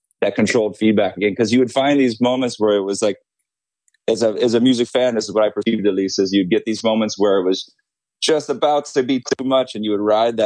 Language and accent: English; Hawaii, United States; Growing up in Hawaii